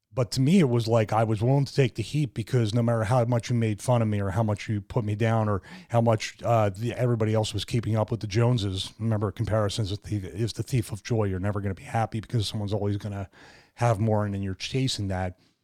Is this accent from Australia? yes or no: no; Philadelphia, Pennsylvania, United States; growing up in Philadelphia